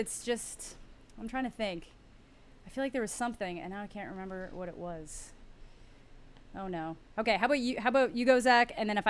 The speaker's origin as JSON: {"language": "English", "country": "Canada", "said": "being Canadian, it came up a lot because, you know, Newfoundland, big prominent mention."}